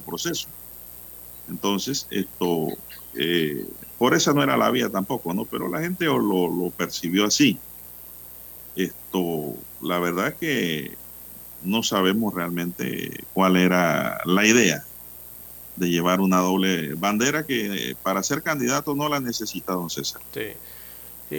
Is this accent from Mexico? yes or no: no; Panama; Panamá te hablan dos palabras en español y una en inglés